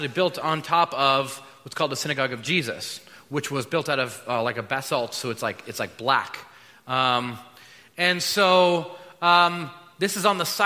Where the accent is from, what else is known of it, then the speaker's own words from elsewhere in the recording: United States; we're American